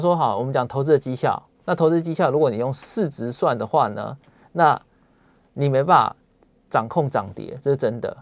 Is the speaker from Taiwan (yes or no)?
yes; Taiwan; 像我们台湾人，大家总是会说，你要谦虚一点